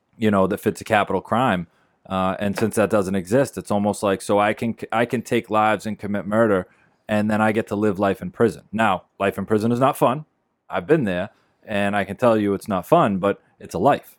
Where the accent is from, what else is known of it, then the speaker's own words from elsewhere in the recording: Beverly, United States; We live in Beverly